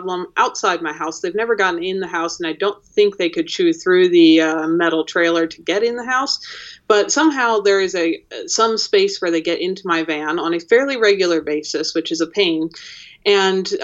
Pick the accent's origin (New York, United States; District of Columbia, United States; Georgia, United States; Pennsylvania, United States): Pennsylvania, United States; now in Jackson Hole, United States; I grew up in Pennsylvania